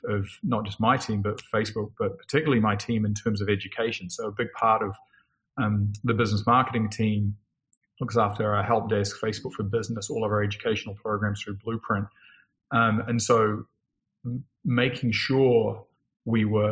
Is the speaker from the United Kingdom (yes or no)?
no; New Zealand; I grew up in New Zealand